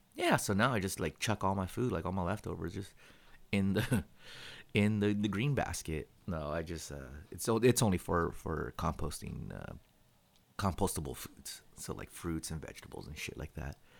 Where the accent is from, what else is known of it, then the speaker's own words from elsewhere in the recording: California, United States; every Californian